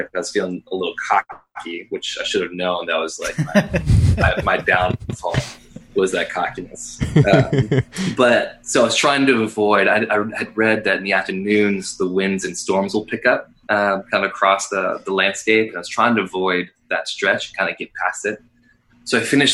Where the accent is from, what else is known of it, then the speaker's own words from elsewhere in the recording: Western Pennsylvania, United States; Growing up in Western PPA